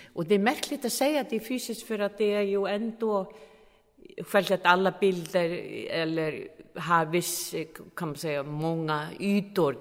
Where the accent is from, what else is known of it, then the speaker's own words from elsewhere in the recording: Iceland; jag är från Island